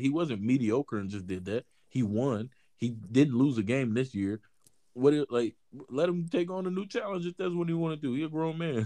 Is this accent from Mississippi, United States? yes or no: yes; Mississippi, United States; I'm from Mississippi